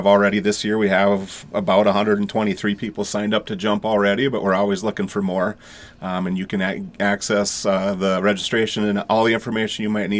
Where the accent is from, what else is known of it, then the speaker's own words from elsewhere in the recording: Henning, Minnesota, United States; I'm from Henning originally, and I had moved away for a few years, and I moved back when I got hired by the Otter Tail County Sheriff's Office almost 20 years ago.